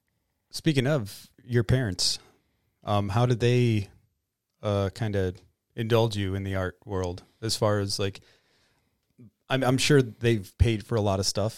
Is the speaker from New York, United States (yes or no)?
yes; Bronx, New York, United States; also born or lived in Detroit; growing up in the Bronx and then Detroit and back and forth from all these, you know, not poor cities, but, you know, impoverished cities.